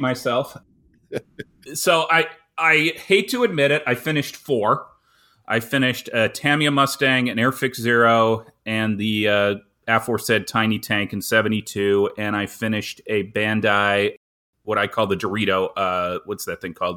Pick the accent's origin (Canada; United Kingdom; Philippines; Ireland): Canada; I'm a Canadian